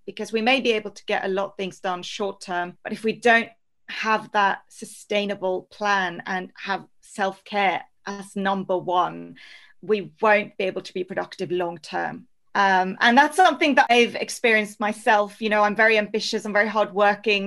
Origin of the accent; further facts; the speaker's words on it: Norway; also born or lived in Spain; now in London, United Kingdom; So I'm originally from Norway, so true Scandi